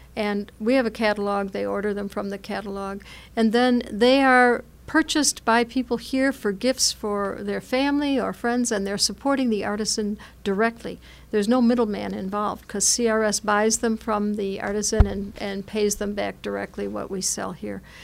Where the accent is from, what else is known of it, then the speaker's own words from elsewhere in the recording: United States; as American Catholics